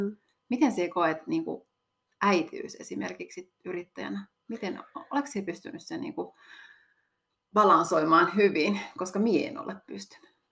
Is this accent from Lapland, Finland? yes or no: yes; Kittilä, Lapland, Finland; on täältä kotoisin